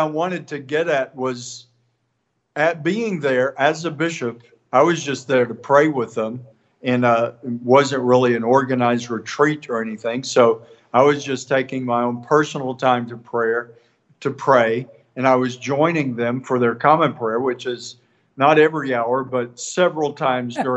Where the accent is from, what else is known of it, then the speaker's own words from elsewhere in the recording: East Texas, United States; from East Texas